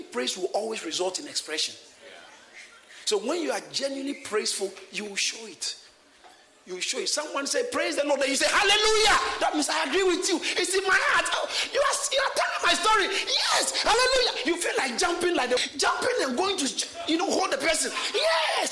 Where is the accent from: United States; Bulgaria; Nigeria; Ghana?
Ghana; I grew up in Ghana and we didn't have too much that time